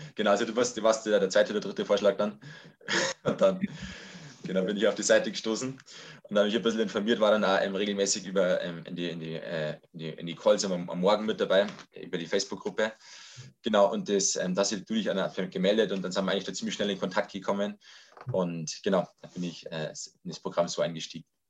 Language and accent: German; Lower Bavaria, Germany; Ich komme aus äh, Niederbayern, aus dem Landkreis Rotterdam-Linden